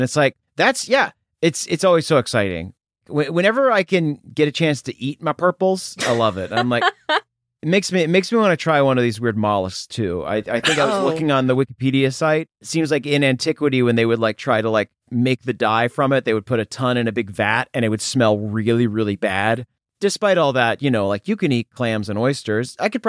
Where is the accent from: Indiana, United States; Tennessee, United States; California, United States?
Tennessee, United States; I'm from Tennessee originally, which is like a really, it's a humid state.